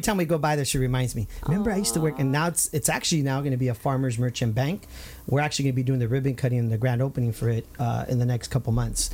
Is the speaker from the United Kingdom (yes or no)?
no; Santa Ana, California, United States; the Santana days uh, where we grew up on Highland